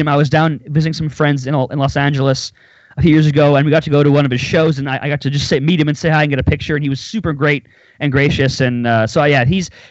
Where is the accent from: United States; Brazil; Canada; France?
Canada; near Winnipeg, Manitoba; I'm Canadian. I live now in a city called Winnipeg. I was born near it.